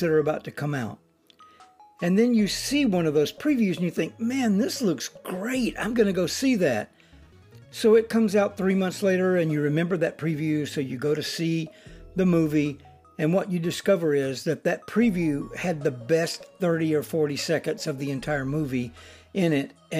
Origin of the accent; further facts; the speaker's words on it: Alabama, United States; I grew up in Alabama